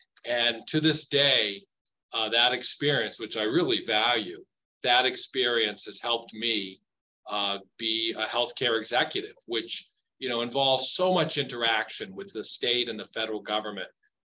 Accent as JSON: {"language": "English", "town": "Worcester", "region": "Massachusetts", "country": "United States", "said": "I'm a Worcester person. I live here now, and I've lived here for many, many years."}